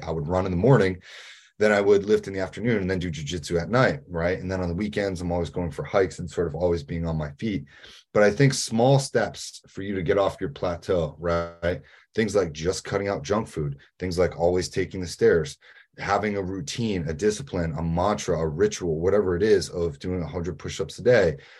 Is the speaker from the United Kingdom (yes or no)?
no; New England, United States; I'm from New England.